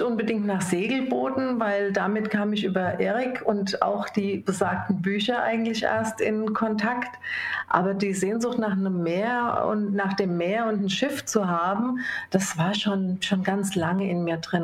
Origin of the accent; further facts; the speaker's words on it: Rhine-Main area, Hesse, Germany; ich bin im Rhein-Main-Gebiet aufgewachsen